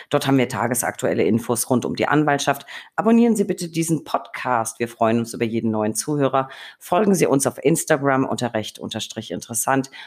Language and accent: German; Franconia, Bavaria, Germany; moved away; also born or lived in Berlin / Hamburg; Franken, meine Heimat